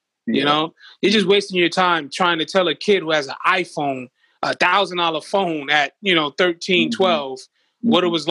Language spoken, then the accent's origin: English; Brooklyn, New York, United States; Fort Greene, Brooklyn, honestly, in the quickest way I could describe it, is like the movie Friday.